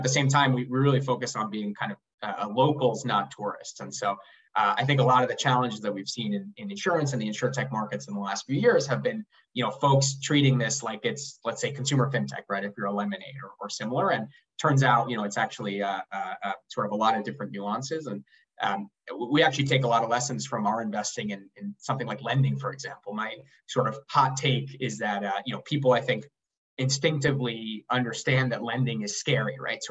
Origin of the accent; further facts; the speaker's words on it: Uruguay; now in New York, United States; I'm originally from Uruguay